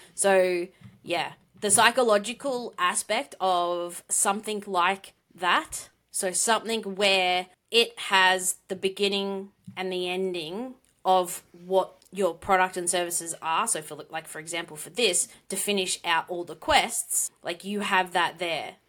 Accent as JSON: {"language": "English", "country": "Australia", "accent": "Australian", "said": "with my Australian accent"}